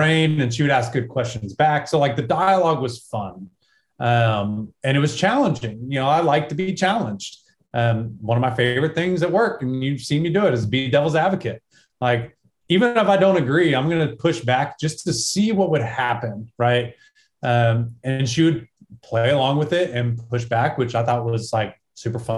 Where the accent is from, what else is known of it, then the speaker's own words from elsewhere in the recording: small town Texas, United States; this is how I was raised, small town Texas, USA